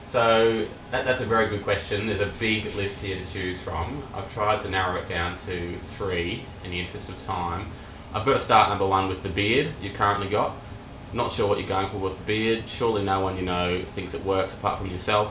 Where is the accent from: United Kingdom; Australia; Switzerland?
Australia; Nanango, Queensland; now in Brisbane, Australia; we grew up in Nanango. For those who don't know, small country town, population about 3,000.